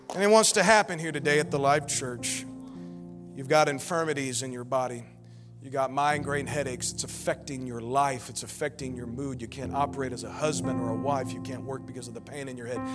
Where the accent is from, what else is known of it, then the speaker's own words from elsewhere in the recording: United States; we're American